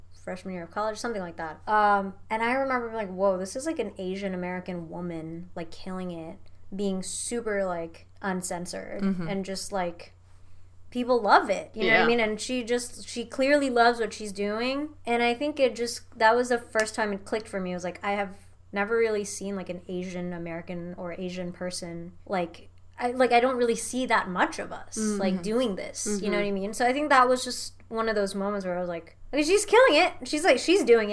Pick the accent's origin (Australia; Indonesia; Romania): Indonesia; Jakarta; moved away as an adult; also born or lived in Nashville, United States; now in Los Angeles, United States; I was born and raised in Indonesia